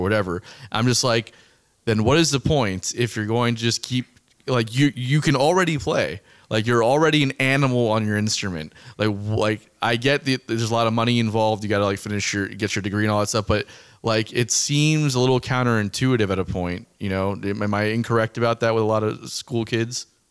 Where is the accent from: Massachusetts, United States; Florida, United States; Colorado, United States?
Florida, United States; South; I'm from South Florida